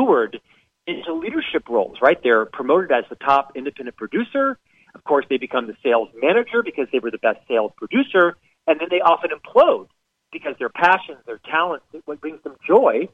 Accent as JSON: {"language": "English", "region": "Central Florida", "country": "United States", "tie": "born or raised there", "also_born_or_lived": "Europe / Chicago", "moved": "as an adult", "said": "born and raised in Central Florida"}